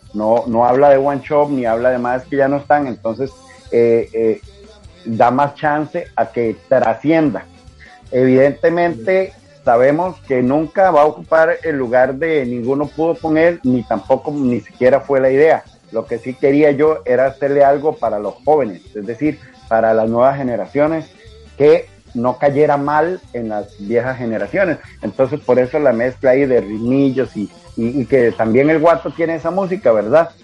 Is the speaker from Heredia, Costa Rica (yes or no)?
yes; Heredia, Costa Rica; soy de la hermana República Independiente de Heredia. Desde mi nacimiento